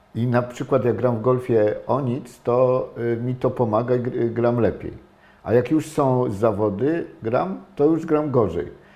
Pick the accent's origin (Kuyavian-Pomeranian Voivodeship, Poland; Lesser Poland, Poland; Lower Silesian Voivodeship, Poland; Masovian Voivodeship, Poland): Kuyavian-Pomeranian Voivodeship, Poland; Toruń; jestem, wychowałem się w Toruniu